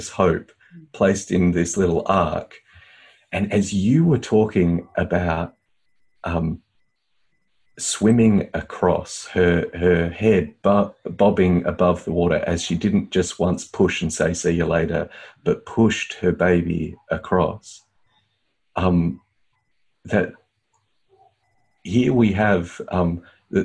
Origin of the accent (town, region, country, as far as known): Australia